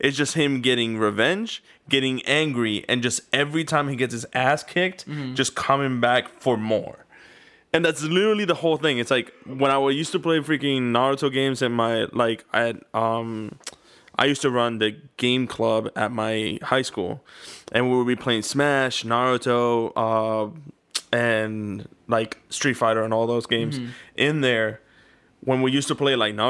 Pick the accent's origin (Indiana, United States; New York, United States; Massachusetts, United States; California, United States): New York, United States; I'm from New York